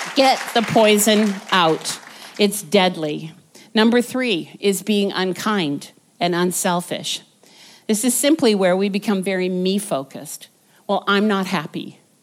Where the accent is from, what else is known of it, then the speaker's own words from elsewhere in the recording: Vancouver, British Columbia, Canada; moved away as an adult; we were from Vancouver, born and raised in Vancouver